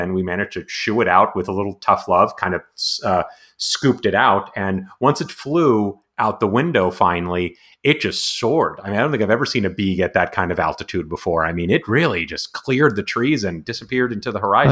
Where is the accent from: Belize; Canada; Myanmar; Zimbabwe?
Canada; Montreal, Quebec; now in San Diego, United States; I'm also originally from I was born in Montreal